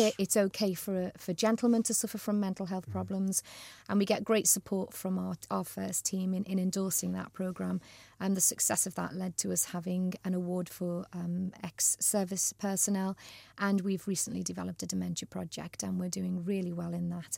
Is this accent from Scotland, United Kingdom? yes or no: no; Liverpool, North West England, United Kingdom; moved away as an adult; also born or lived in Manchester / Staffordshire; I was um, born and bred in Liverpool, um, went to school, obviously, in the city